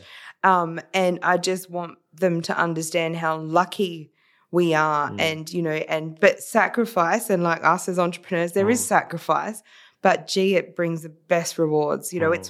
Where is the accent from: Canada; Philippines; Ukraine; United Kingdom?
Philippines; now in Australia; I'm Filipino, Daniel, we believe in bartering.